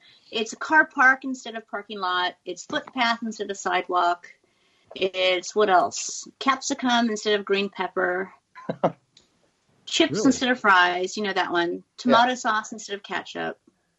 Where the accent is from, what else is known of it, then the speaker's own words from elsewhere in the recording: California, United States; accent: American; moved away as an adult; now in Australia; I'm from California.